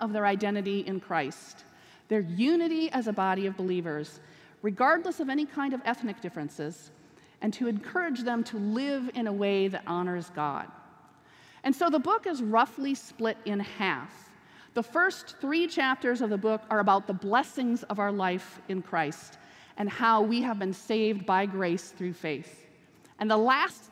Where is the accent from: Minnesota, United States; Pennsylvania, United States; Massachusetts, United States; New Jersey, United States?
Minnesota, United States; moved away as an adult; also born or lived in Ohio; now in Wilmore, United States; Originally, I'm from Minnesota, but I've spent the last 16 years in Ohio.